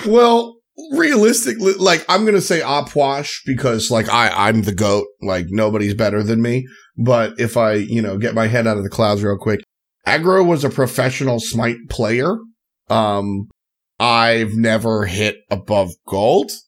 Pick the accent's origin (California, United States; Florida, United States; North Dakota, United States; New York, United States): New York, United States; I'm really proud of where I'm from because I grew up on the Long Island Queens border.